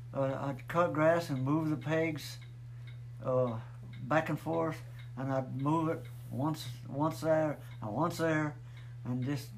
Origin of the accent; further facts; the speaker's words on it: Loveland, Colorado, United States; I was born in 1930, 30th of December in Loving, Colorado.